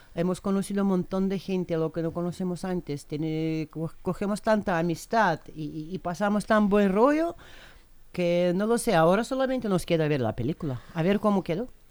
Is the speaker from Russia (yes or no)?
yes; Russia; moved away; soy rusa de nacimiento